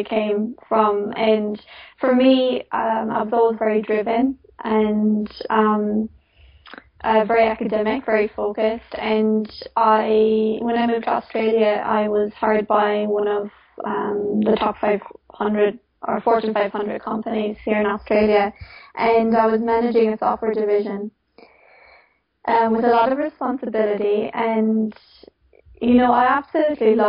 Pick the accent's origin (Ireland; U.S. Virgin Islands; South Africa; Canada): Ireland; moved away; also born or lived in Sydney; I grew up in Ireland.